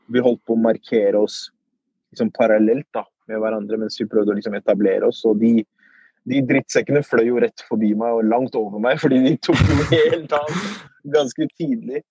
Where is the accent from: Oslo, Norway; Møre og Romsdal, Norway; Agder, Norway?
Oslo, Norway; also born or lived in Iraq; Så jeg er oppvokst i Groruddalen. På Furuset